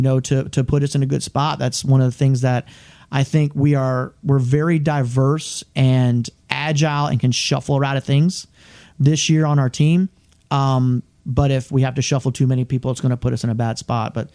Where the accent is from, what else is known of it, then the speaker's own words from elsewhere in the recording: South Florida, United States; now in Georgia, United States; I'm from South Florida, so, you know, grass dying is just not something I was ever used